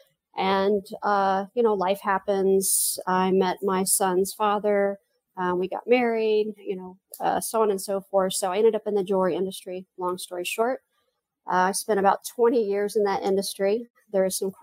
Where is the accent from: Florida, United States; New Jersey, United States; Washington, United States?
Florida, United States; Central; also born or lived in Houston / California / Kwajalein, Marshall Islands / Dallas; I did most of my growing up in Central Florida.